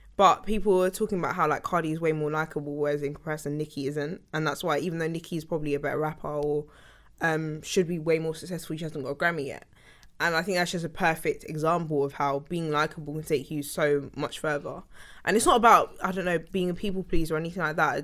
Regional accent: Sutton, London, United Kingdom; also born or lived in King's College Hospital, London / Fort Neath (possibly Thornton Heath), London; I was born in Fort Neath. And then, 'cause that's where I lived until I was eight, and then I moved to Sutton

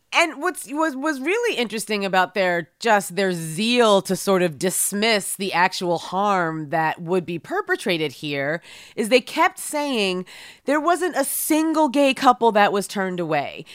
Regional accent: Philadelphia, Pennsylvania, United States; which is my hometown

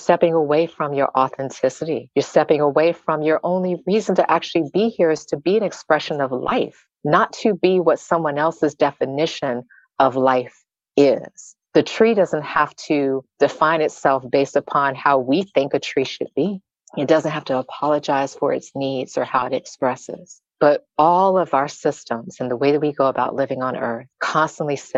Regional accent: the South, United States; I grew up in the South

